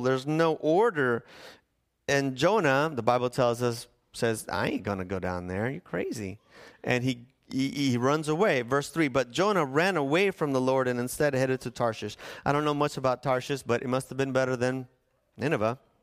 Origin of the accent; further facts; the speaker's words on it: National City, California, United States; also born or lived in Needles, California; I grew up in National City